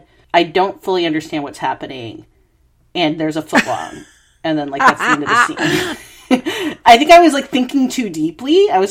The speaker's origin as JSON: {"language": "English", "country": "United States", "moved": "yes", "lives_now": "Australia", "said": "I'm in Australia, but, you know, being American"}